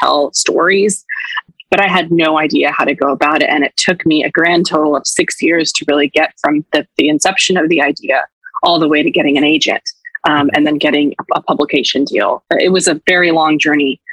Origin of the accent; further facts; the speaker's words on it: Ridgecrest, California, United States; moved away; when I took my kids to see my hometown for the first time